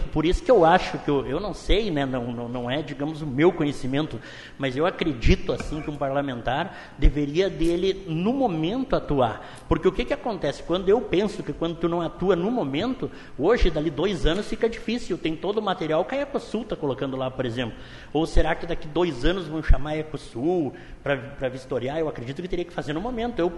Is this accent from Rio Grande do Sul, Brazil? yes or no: yes; Caxias do Sul, Rio Grande do Sul, Brazil; moved away; eu tenho a minha casa normal, que é de quando eu vim de Caxias do Sul e comprei, né?